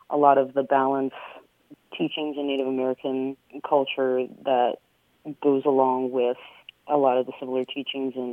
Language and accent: English; Venezuela; born there; I'm actually an Andean native from South America. I was born in Venezuela